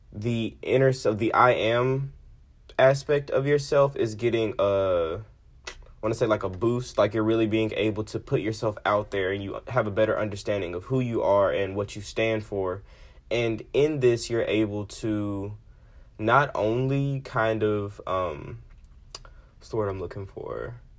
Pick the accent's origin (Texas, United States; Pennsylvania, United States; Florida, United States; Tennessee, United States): Tennessee, United States; Memphis; I am from Memphis